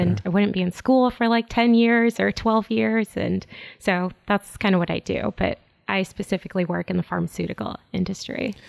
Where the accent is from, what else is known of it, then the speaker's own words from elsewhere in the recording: Chicago, Illinois, United States; I'm born and raised in Chicago